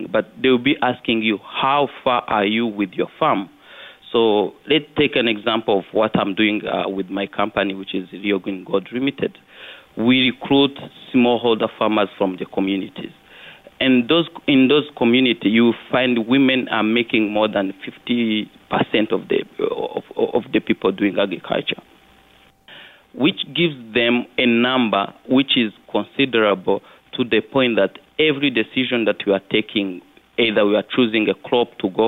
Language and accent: English; Kirehe, Eastern Province, Rwanda; also born or lived in Kigali, Rwanda; I was born in Kigali, but I happen to have grown up in a rural area of Rwanda in eastern Kirehe. So I was raised by my grandma